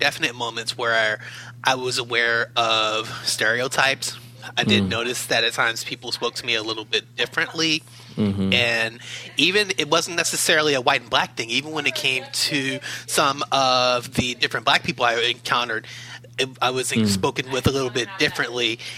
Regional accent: Baltimore, Maryland, United States; moved away as an adult; I'm originally from Baltimore City on the East Coast, was there for the majority of my life, moved out here back in 2015

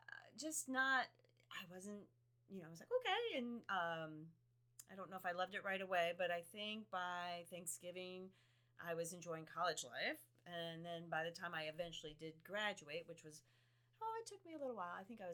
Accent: New Jersey, United States; also born or lived in Bowling Green, Ohio; I'm from New Jersey. That's where I grew up.

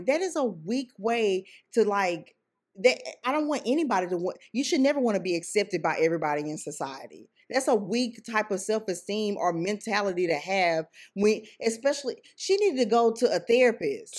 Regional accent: Sugar Land, Texas, United States; I grew up in Sugarland, Texas.

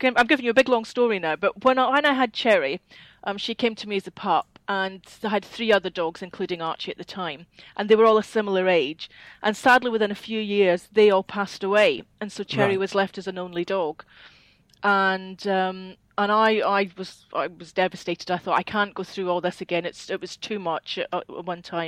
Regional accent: Scotland, United Kingdom; accent: Scottish; moved away as an adult; now in Peterborough, United Kingdom; I am Scottish

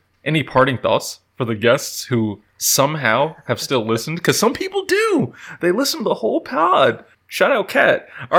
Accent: Virginia, United States; I'm from Virginia.

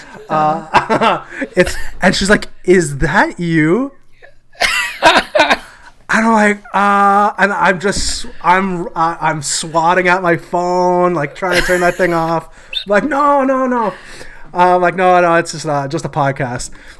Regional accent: Canada; I'm from Canada

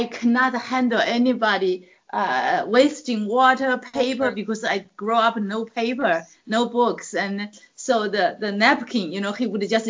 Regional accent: China; English is a second language; moved away as an adult; now in California, United States; I grew up in China

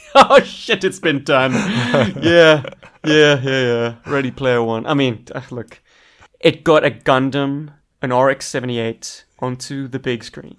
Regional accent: South Africa

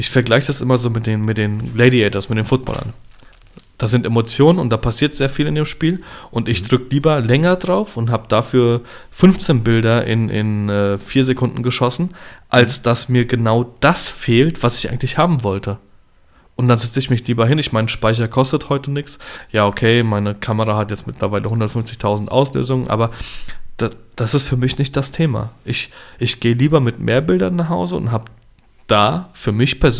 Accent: Poland; ich schwinge da die Polenkeule. Ich sage zum einen, alle Handtaschen bitte zu mir, ich bin Pole.

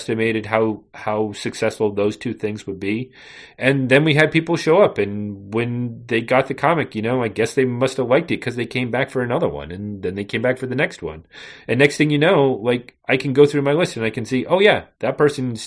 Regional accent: New England, United States; also born or lived in western Massachusetts; I'm from New England

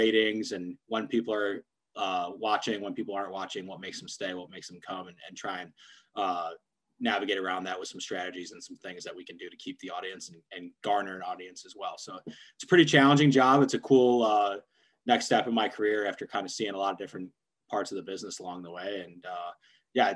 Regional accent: Michigan, United States; moved away as an adult; also born or lived in Pennsylvania; I'm from Michigan, grew up a Michigan fan

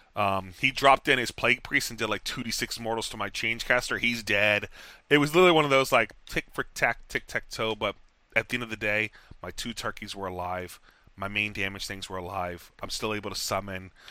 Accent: Texas, United States; moved away; I'm from Texas

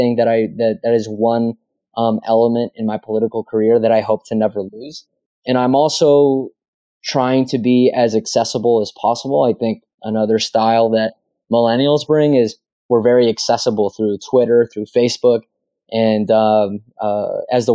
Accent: Cornelius, Oregon, United States; my hometown in Cornelius, where I grew up

